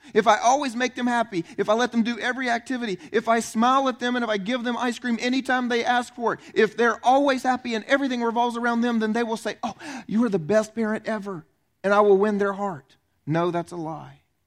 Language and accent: English; the South, United States; I was raised in the South.